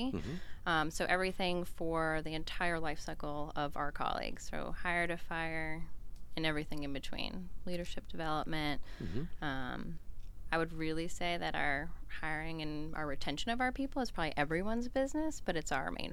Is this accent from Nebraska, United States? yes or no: no; Boston, Massachusetts, United States; No, I'm actually a transplant. I'm a Yankee. I'm from the Boston area.